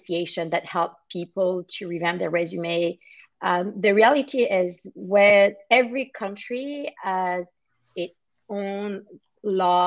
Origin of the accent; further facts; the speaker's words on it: France; moved away as an adult; now in Toronto, Canada; I'm originally from France. I moved to Canada in 2007